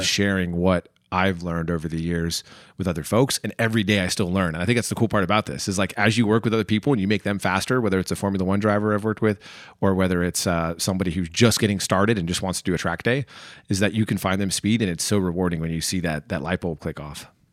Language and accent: English; New Jersey, United States; born or raised there; also born or lived in Chicago, Illinois